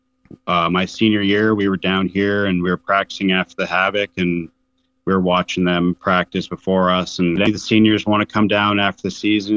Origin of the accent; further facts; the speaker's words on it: Calgary, Alberta, Canada; I'm from Calgary, Alberta, Canada. I grew up there playing hockey since I was five